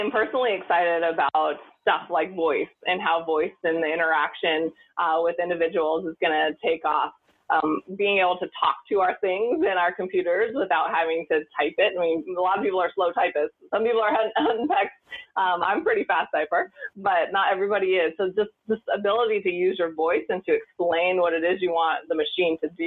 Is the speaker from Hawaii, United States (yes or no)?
no; Montana, United States; I grew up in Montana